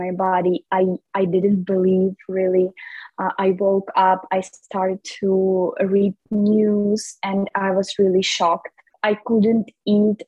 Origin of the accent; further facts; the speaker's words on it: Lviv Oblast, Ukraine; now in Kyiv, Ukraine; I'm from Lviv region